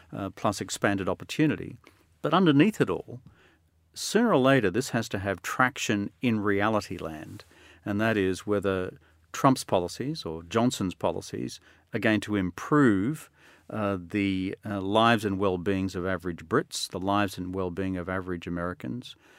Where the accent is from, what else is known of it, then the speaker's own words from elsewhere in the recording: Australia; I'm still an Australian